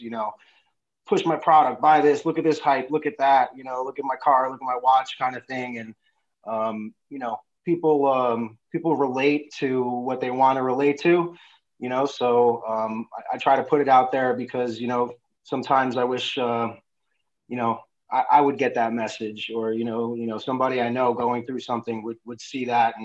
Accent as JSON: {"language": "English", "town": "New York City", "region": "New York", "country": "United States", "tie": "born or raised there", "moved": "as an adult", "lives_now": "California, United States", "said": "I grew up in New York City, in the Bronx, New York"}